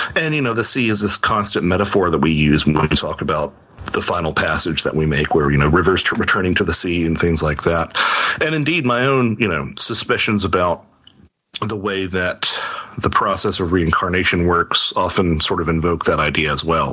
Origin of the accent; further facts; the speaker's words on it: Lake Norman, North Carolina, United States; I grew up on Lake Norman in North Carolina